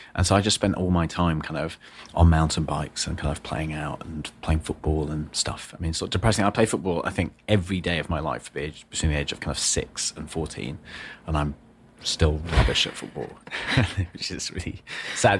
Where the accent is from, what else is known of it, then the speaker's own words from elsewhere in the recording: the north of England, United Kingdom; I was born in the north of England